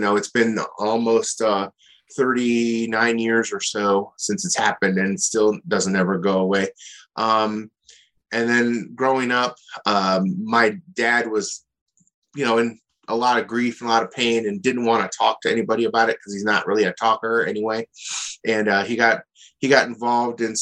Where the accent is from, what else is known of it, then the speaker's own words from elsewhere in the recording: Akron, Ohio, United States; moved away as an adult; also born or lived in Athens, Ohio; now in Columbus, United States; growing up in Akron, I had kind of an average, okay lifestyle